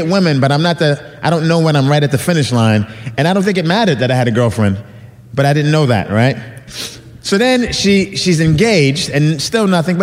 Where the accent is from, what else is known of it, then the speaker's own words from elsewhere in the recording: New York, United States; now in Los Angeles, United States; I live in Los Angeles. I'm from New York, and I go back to New York quite often